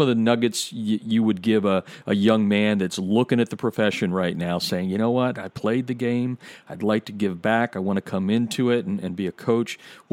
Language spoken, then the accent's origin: English; Pennsylvania, United States; where I grew up in Pennsylvania